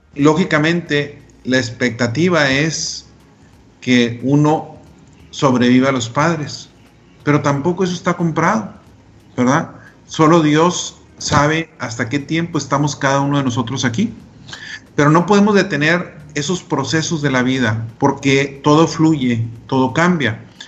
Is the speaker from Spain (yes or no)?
no; Delicias, Chihuahua, Mexico; Yo soy de Elisa, Chihuahua